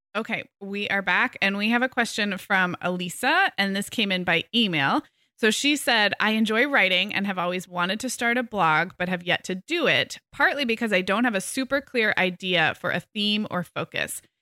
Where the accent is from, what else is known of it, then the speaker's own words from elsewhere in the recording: California, United States; I'm such a Californian